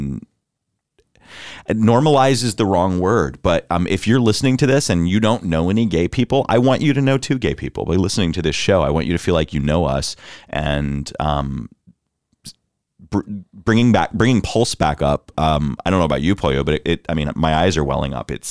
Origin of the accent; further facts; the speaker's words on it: Orlando, Florida, United States; I'm from Orlando